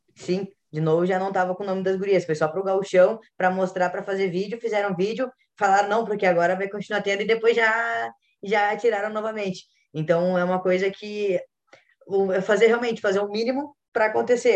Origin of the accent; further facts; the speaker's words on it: Porto Alegre, Rio Grande do Sul, Brazil; eu sou aqui de Porto Alegre também